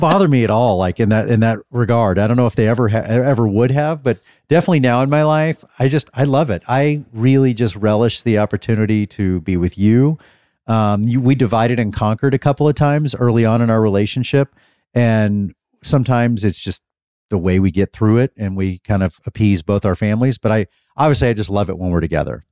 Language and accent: English; Dallas, Texas, United States; I'm from Dallas